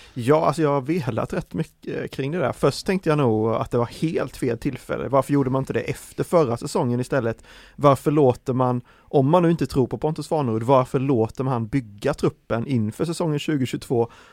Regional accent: Värnamo, Jönköping County, Sweden; jag är ju från eh, Värnamo-trakten, eh, smålänning eh, som jag är

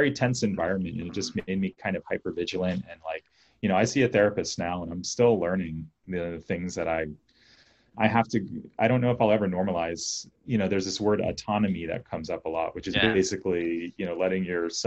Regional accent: Tarrytown, New York, United States; also born or lived in Washington, D.C.; when I was like 3, we moved to New York, Tarrytown, New York

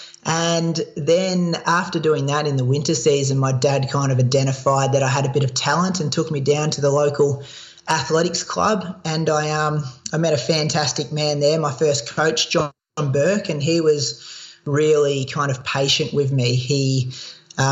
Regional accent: Australia; accent: Australian; my Australian accent

